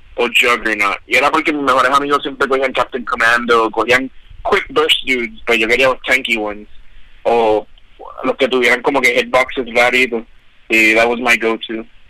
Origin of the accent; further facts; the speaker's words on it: Guayama, Puerto Rico; Like in when where I grew up, yo soy de Guayama